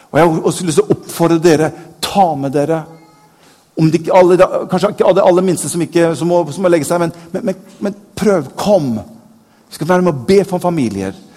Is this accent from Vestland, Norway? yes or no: yes; Bergen, Vestland, Norway; jeg er født i Bergen.